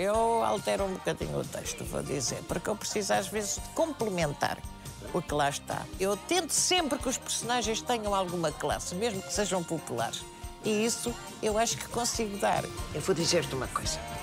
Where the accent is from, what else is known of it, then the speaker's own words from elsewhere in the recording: Portugal; eu sou portuguesa